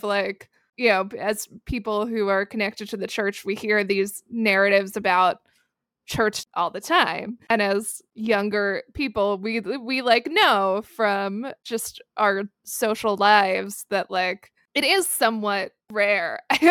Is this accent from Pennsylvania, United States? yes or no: yes; Pennsylvania, United States; at my age growing up in Central PA.